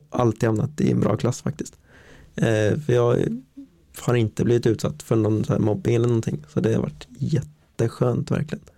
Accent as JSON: {"language": "Swedish", "town": "Linköping", "region": "Östergötland", "country": "Sweden", "tie": "born or raised there", "said": "född och uppvuxen här i Linköping"}